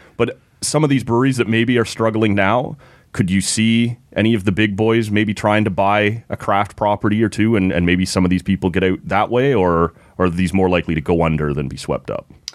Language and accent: English; Oshawa, Ontario, Canada; moved away; I grew up in Oshawa